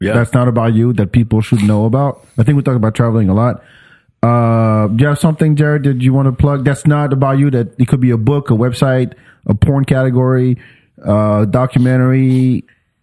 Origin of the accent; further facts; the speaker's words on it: France; also born or lived in Africa / Georgetown, Texas; now in Austin, United States; the town I grew up in France, only had three black families